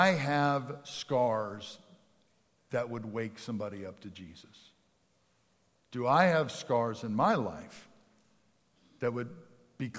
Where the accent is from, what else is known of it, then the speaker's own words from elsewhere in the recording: outside of Philadelphia, Pennsylvania, United States; moved away; I grew up outside of Philadelphia, Pennsylvania.